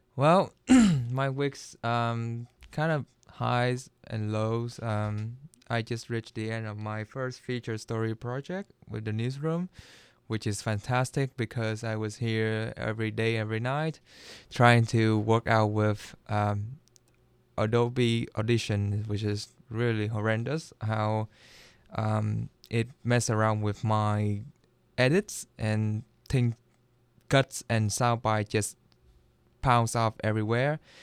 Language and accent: English; Washington, United States; moved away; I come from Washington State